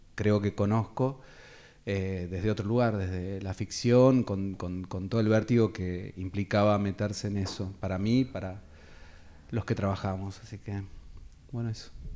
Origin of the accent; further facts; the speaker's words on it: Carmen de Patagones, Buenos Aires Province, Argentina; soy oriundo de Carmen de Patagones